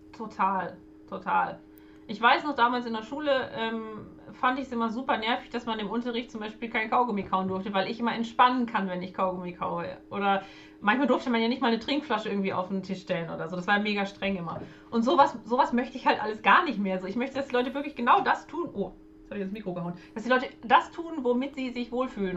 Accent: Germany; wir haben als Deutsche

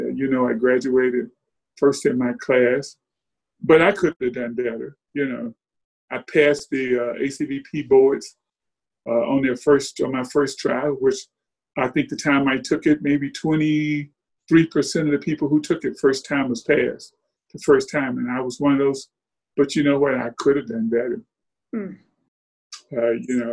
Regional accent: Birmingham, Alabama, United States; moved away; I grew up in Birmingham during that time

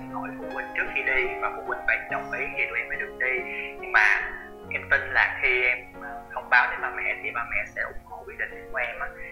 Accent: Sa Đéc, Đồng Tháp, Vietnam; now in Cần Thơ, Vietnam; thành phố Sa Đéc nơi mà nuôi dưỡng

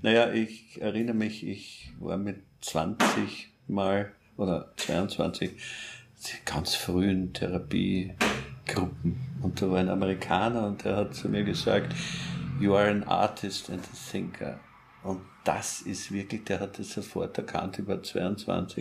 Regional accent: Austria; also born or lived in Paris, France; ich als Österreicher

